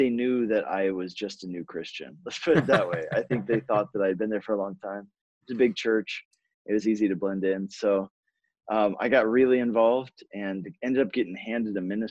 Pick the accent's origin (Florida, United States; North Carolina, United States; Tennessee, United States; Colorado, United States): Colorado, United States; moved away as an adult; also born or lived in California / Hungary; I was born in California, grew up in Colorado